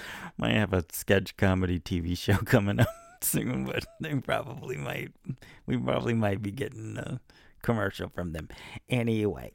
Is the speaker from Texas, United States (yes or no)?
yes; Texas, United States; I'm from Texas